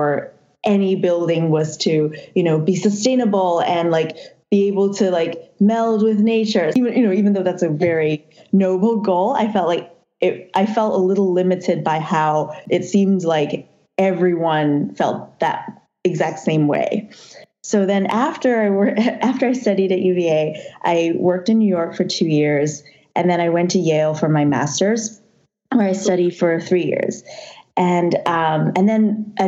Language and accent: English; Hong Kong; moved away as an adult; also born or lived in Charlottesville, Virginia, United States; now in United States; I was born and raised in Hong Kong.